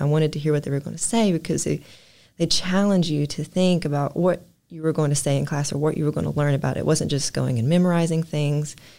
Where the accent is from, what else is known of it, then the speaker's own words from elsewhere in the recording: Martin, Kentucky, United States; I love my hometown